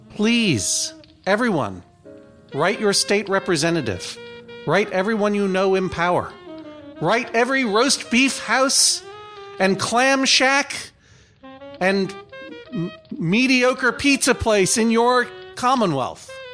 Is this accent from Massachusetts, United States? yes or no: yes; Brookline, Massachusetts, United States; I am from Brookline, Massachusetts